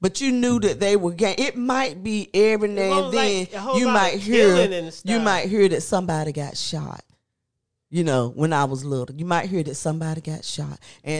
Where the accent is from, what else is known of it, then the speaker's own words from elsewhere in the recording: Raleigh, North Carolina, United States; when I grew up on Worth Street